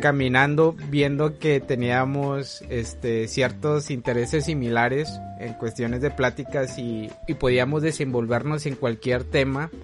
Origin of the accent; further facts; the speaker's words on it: Mexico; aquí en México